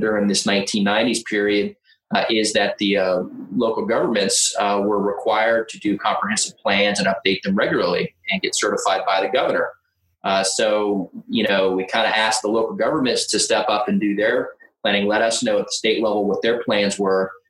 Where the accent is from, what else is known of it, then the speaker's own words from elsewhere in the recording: Delaware, United States; I am from Delaware